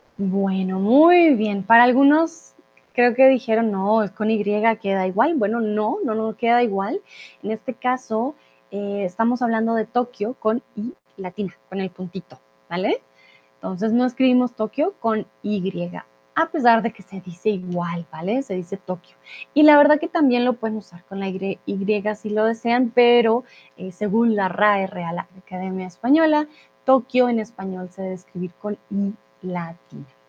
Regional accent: Bogotá, Colombia; moved away as an adult; also born or lived in Guadalajara, Mexico; now in Germany; mi ciudad natal, a Bogotá

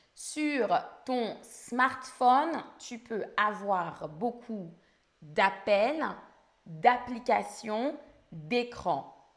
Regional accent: France; first language French; le français, c'est ma langue maternelle, je suis française.

